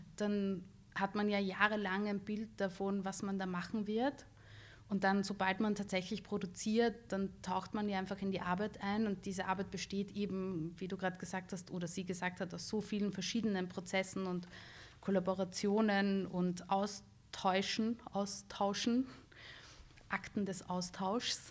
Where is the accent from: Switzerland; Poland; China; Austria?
Austria; Bad Vöslau, Lower Austria; moved away as an adult; also born or lived in Baden; now in Vienna, Austria; ich bin in Bad Fürslau aufgewachsen, wo meine Eltern auch immer noch leben.